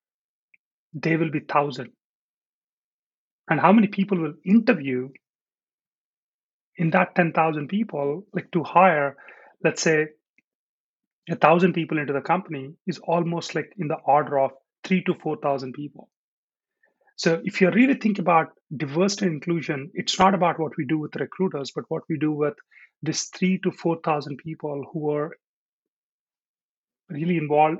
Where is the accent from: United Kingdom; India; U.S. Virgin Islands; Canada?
India; moved away as an adult; now in United States; I'm born in India. I grew up in India for my first 20 years, and then I moved to US, and I've been here for the last 20.